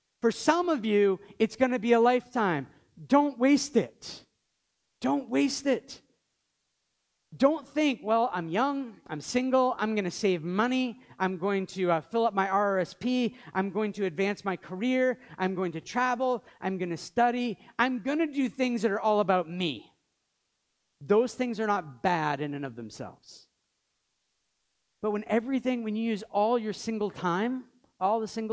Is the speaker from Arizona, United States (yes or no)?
no; Maine, United States; now in Montreal, Canada; we grew up in Maine, known each other for many years, moved here